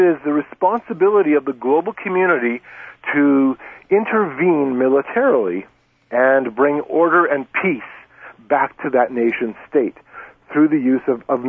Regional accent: Canada; And so as a Canadian, immediately the question pops up, why?

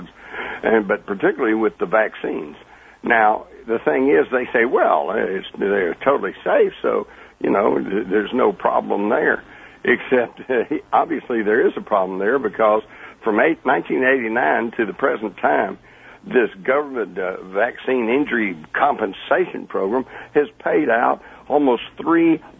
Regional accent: Texas, United States; born or raised there

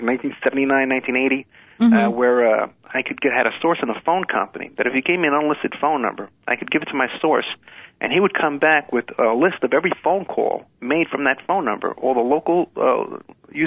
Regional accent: New York City, New York, United States; accent: New York; also born or lived in Staten Island; I grew up in the Bronx, okay. You know, in South Bronx, you know, Soundview Avenue, right by the number 6 line

